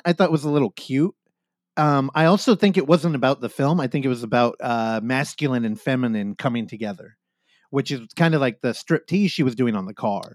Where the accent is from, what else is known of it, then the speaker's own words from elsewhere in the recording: Bay Area, California, United States; I come from the Bay Area